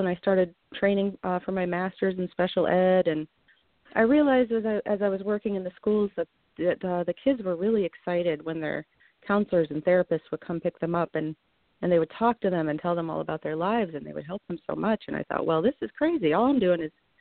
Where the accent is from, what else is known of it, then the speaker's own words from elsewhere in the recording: Vernon, Connecticut, United States; I'm a local. I grew up in Vernon, Connecticut, just a little town off the side of the highway.